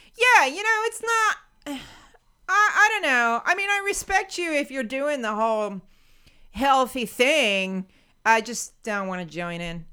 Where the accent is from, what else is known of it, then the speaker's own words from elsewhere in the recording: United States; as an American